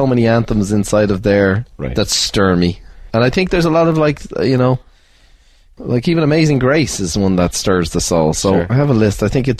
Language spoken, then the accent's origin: English; Ireland; I never thought growing up in Ireland I'd meet a millionaire, never mind a billionaire.